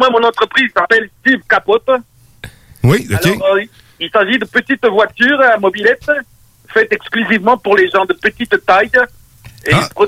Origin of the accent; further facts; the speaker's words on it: Trouville-sur-Mer, Normandy, France; Euh, je viens de la France. Alors, Dutroux est Trouville-sur-Mer, département de Calvados, en Normandie, il y a 4628 habitants.